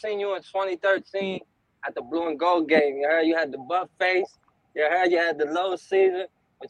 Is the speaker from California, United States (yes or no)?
no; New Bedford, Massachusetts, United States; moved away as an adult; now in West Coast, United States; I'm from New Bedford, Massachusetts. It's a smaller city on the outskirts.